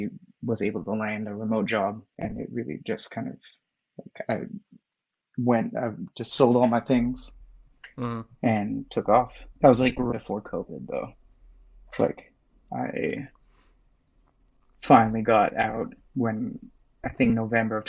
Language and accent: English; a city near Vancouver, British Columbia, Canada; moved away; I'm from Canada, and from a city near Vancouver.